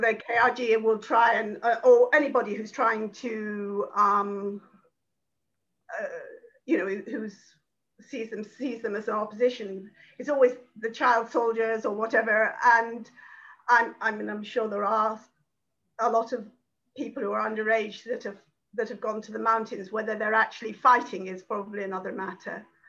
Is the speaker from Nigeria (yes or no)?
no; United Kingdom; being British